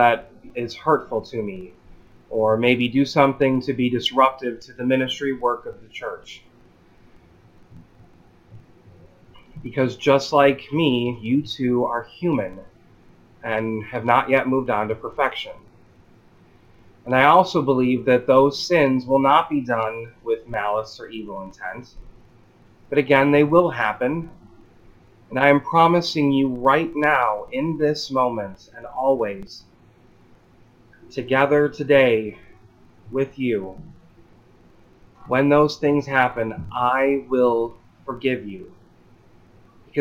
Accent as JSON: {"language": "English", "region": "Illinois", "country": "United States", "said": "I'm from Illinois"}